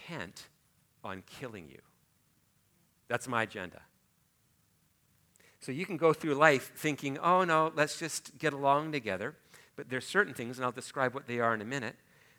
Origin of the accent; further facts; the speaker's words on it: Port Alberni, British Columbia, Canada; I'm from Port Alberni on Vancouver Island